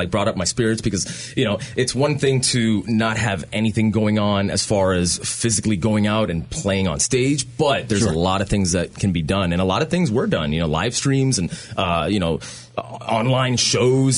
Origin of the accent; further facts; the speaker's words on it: Florida, United States; We're from Florida